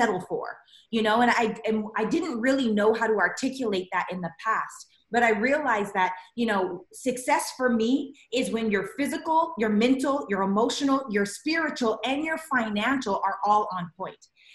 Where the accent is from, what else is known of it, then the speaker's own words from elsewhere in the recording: Regina, Saskatchewan, Canada; moved away as an adult; now in Los Angeles, United States; I'm a Canadian raised girl. I was raised in Regina, Saskatchewan